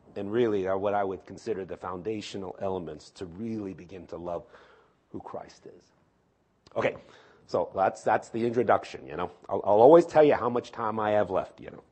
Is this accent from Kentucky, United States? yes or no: no; New York City, New York, United States; moved away; I was born in New York City, too.